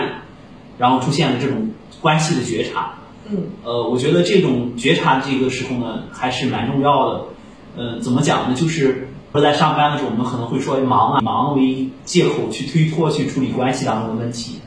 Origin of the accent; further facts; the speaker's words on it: China; 我们中国人都好让啊，相互让着点菜